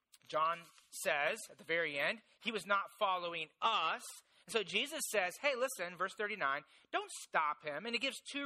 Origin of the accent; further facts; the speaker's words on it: Indiana, United States; I grew up in Indiana, and so in Indiana, there's basically three things